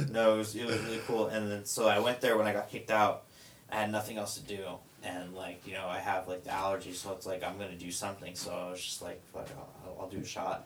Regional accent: near Vallejo, California, United States; that's about ten minutes away from like my hometown.

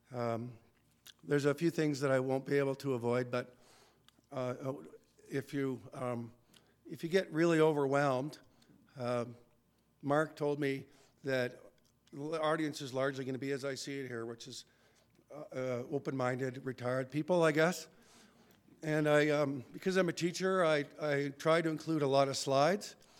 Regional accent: Red Deer, Alberta, Canada; I grew up in Red Deer

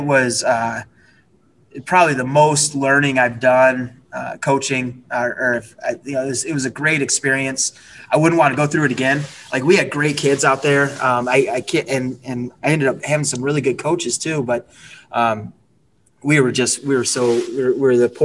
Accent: Michigan, United States; also born or lived in Utah; I'm from Michigan

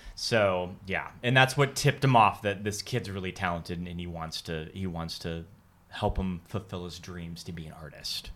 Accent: Montana, United States; now in Los Angeles, United States; I'm not from Los Angeles at all. Mm-hmm. I'm from Montana

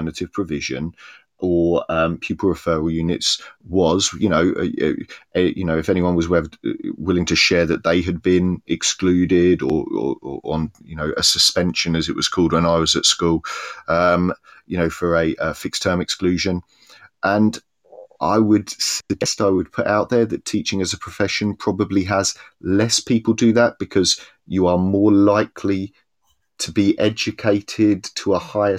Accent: Cambridge, East of England, United Kingdom; now in Swansea, United Kingdom; I grew up in Cambridge, which is a city divided between town and gown.

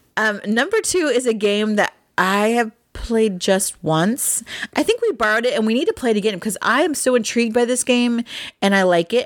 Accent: Ohio, United States; I'm from Ohio. Farming is big. I was in F F A, Future Farmers of America, when I was in high school

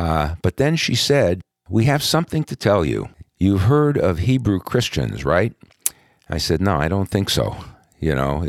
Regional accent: Brooklyn, New York, United States; born there; Yeah. Well, I was part of an Orthodox Jewish family, obviously.

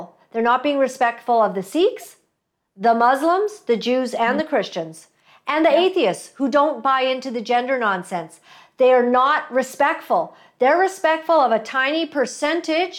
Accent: Canada; I am Canadian.

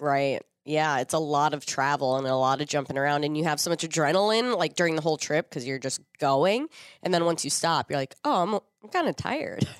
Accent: Minnesota, United States; being a Minnesotan, I have every piece of cold weather gear that I could possibly need

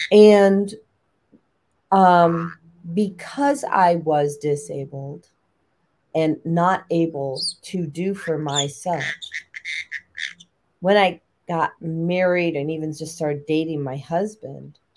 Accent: Chicago, Illinois, United States; Also, I grew up in Chicago and Lake Michigan.

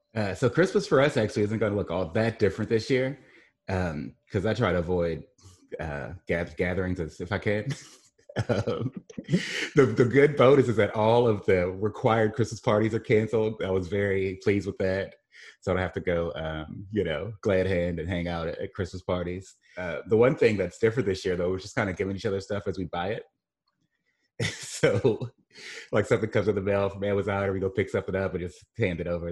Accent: Mississippi Gulf Coast, United States; moved away as an adult; also born or lived in Saint Louis / Midwest; I grew up here on the Gulf Coast.

